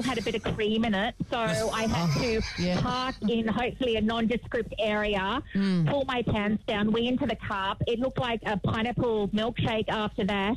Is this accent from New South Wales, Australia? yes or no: yes; Sydney, New South Wales, Australia; now in Cincinnati, United States; I'm from Sydney